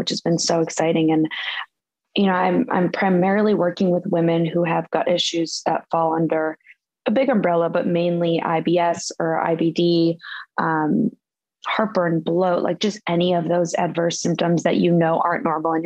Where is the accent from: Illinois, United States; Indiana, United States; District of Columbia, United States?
Illinois, United States; outside of Chicago; moved away as an adult; also born or lived in Austin, Texas / San Francisco; I grew up outside of Chicago